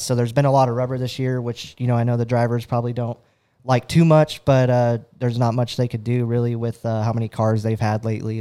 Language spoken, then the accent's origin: English; Fresno, California, United States; Fresno, California, uh, so, you know, about five hours from Red Bluff